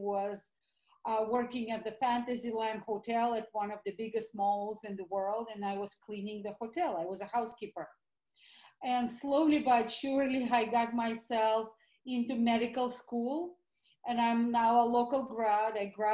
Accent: Russia; accent: Russian; English is a second language; moved away as an adult; So obviously you can hear my Russian accent. So I am an implant from the former Soviet Union. My husband calls it CCCP. So I immigrated on the verge of 1990, basically Christmas of 1989.

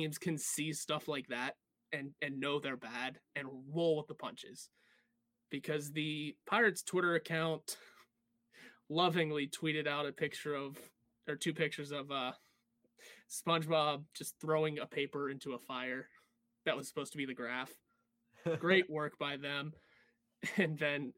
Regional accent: Pittsburgh, Pennsylvania, United States; we're from Pittsburgh

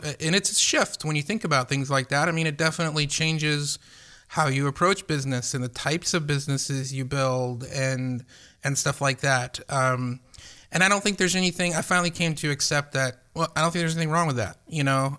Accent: Atlanta, Georgia, United States; I didn't grow up in a small town. I grew up in Atlanta

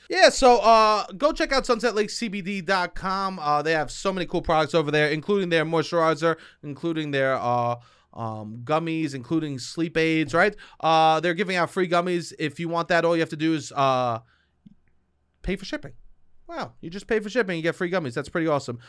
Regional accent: New York City, New York, United States; I'm a dude from Staten Island

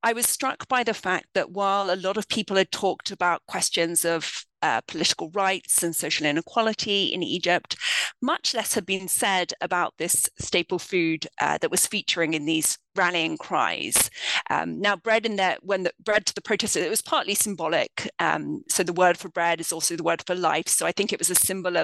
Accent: London, United Kingdom; moved away as an adult; now in United States; I grew up in the United Kingdom. I'm from London

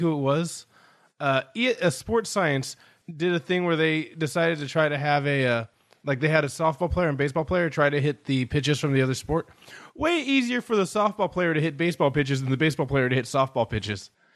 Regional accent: Sacramento, California, United States; my hometown's not particularly good at basketball

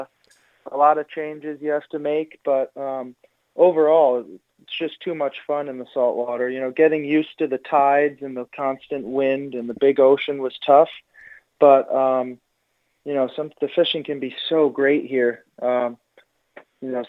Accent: Grand Rapids, Michigan, United States; now in Cape Cod, United States; born and raised in Grand Rapids, Michigan

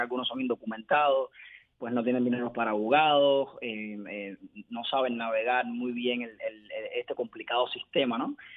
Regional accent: Cuba; moved away as an adult; now in Miami, United States; yo soy cubano, cuando yo emigré a Estados Unidos en 2016

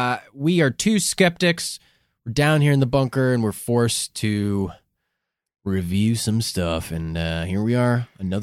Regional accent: Chicago, Illinois, United States; We're from Chicago.

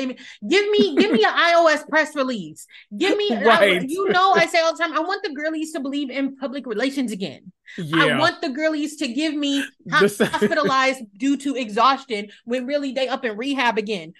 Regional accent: Italy; born there; When people ask, like, oh, where were you born? Things like that. I was born in Italy. People's next question is, how the fuck were you born in Italy?

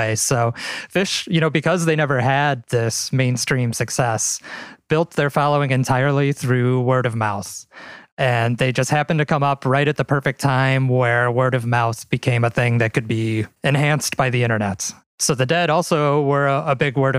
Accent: Midwest, United States; I'm from the Midwest. I've always lived in the Midwest.

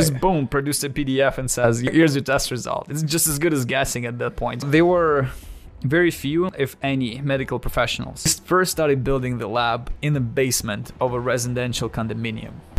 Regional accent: Siberia, Russia; English is a second language; moved away as an adult; now in United States; I was born and raised in Russia until the age of nineteen

